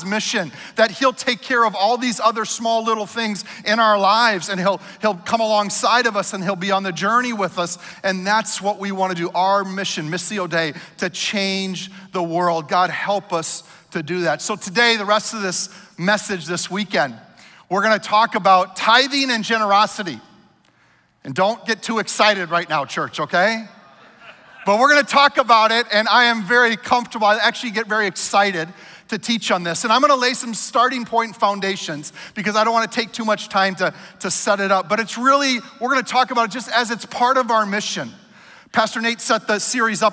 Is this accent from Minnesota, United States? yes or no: yes; Minnesota, United States; I'm a Minnesotan